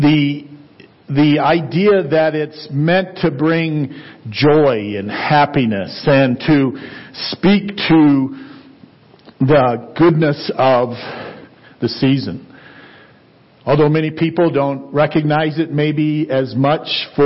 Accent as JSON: {"language": "English", "region": "Ohio", "country": "United States", "tie": "born or raised there", "moved": "yes", "lives_now": "Colorado, United States", "said": "I grew up in Ohio and you couldn't really see past the corn stalks"}